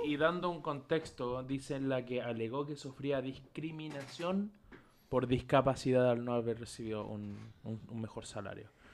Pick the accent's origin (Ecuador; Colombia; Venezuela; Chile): Chile; como chileno